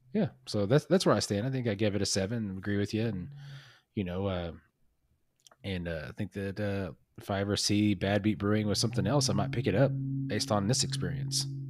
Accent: Oklahoma, United States; where we grew up in Oklahoma

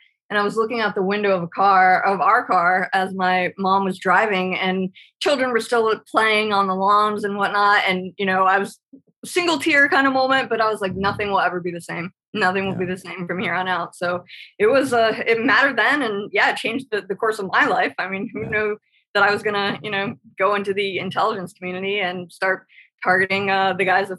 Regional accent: California, United States; And I'm originally from California. When, you know, my dad was a Pendleton Marine, we were at Irvine and El Toro and all those places when they were still up and running.

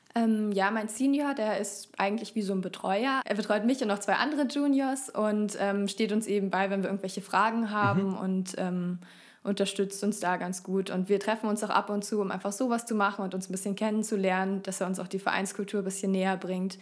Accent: Fürstenfeldbruck, Bavaria, Germany; moved away; also born or lived in Augsburg; wir kommen so aus Fürstenfeldbruck bei München

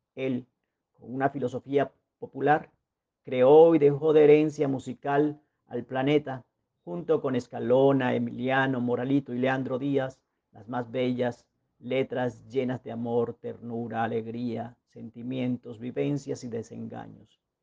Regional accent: La Guajira, Colombia; moved away as an adult; now in Medellín, Colombia; Nací en Medellín un 18 de mayo, pero me crié o crecí en La Guajira, mi patria chica

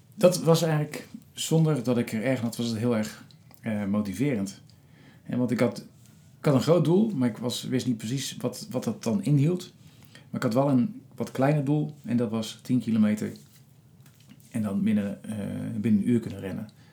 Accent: Rotterdam, South Holland, Netherlands; in mijn geboortestad Rotterdam

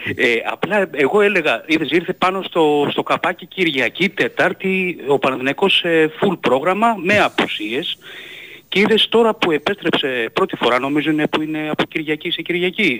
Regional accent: Greece; moved away; also born or lived in United States; σαν Έλληνας φίλαθρος

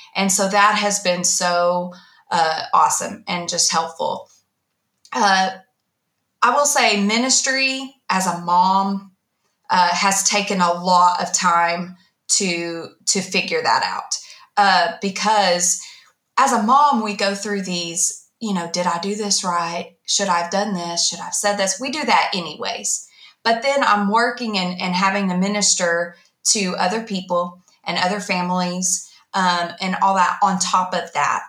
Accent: Ardmore, Oklahoma, United States; also born or lived in Dallas, Texas; I was in the fourth grade when we moved from Dallas to Ardmore

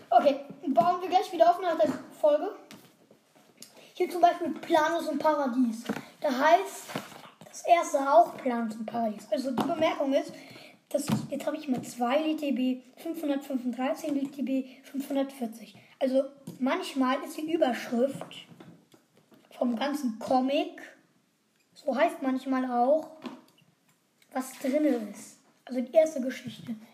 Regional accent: Heidelberg, Baden-Württemberg, Germany; Und wir kommen übrigens aus Heidelberg. Zwar ein bisschen klein, aber geht.

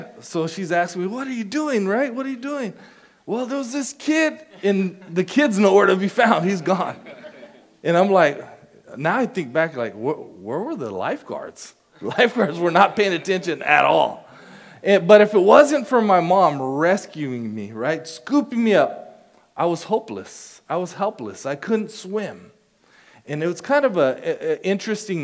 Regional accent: Casa Grande, Arizona, United States; I grew up in Casa Grande, Arizona.

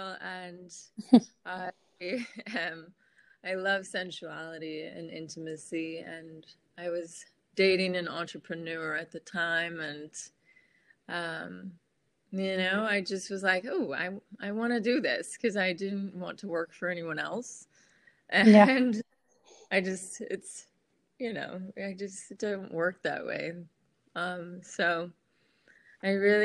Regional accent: Washington, United States; moved away as an adult; now in Los Angeles, United States; I am from Washington State

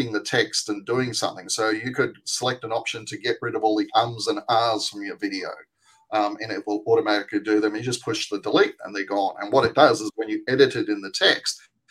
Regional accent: Australia; accent: Australian; my Australian accent

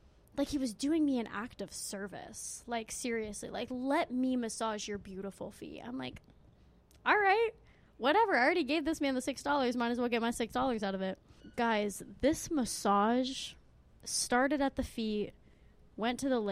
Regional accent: Arizona, United States; I'm from Arizona.

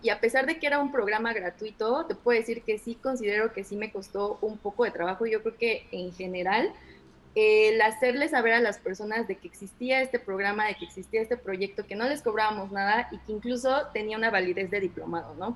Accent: Orizaba, Veracruz, Mexico; moved away as an adult; also born or lived in Culiacán / Querétaro; en mi ciudad natal, en Orizaba

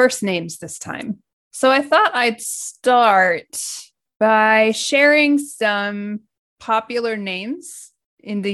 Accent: United States; now in Japan; I'm American and I'm living in Japan.

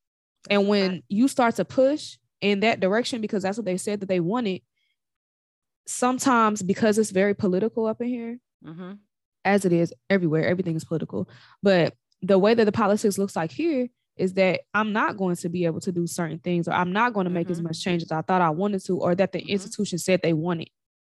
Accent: Chicago, Illinois, United States; accent: Chicago; because being a native of Chicago is always me. But having been raised in Chica

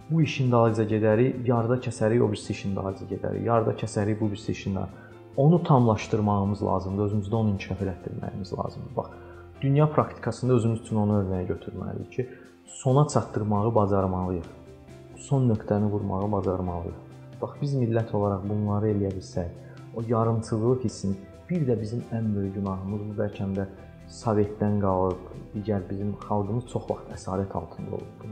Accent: Azerbaijan; Mən bunu Azərbaycanlıyam deyə demirəm ha.

